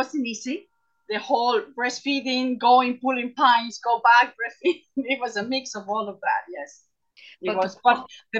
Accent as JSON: {"language": "English", "country": "Peru", "moved": "as an adult", "lives_now": "Loughrea, Ireland", "said": "I'm from Peru. My parents are Italian descendants, both of them."}